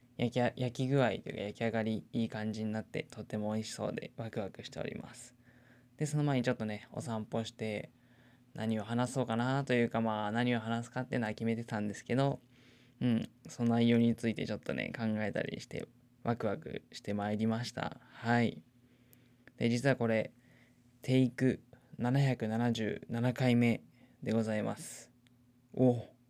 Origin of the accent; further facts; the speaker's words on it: Nagano, Japan; 地元長野県のしかも実家の近く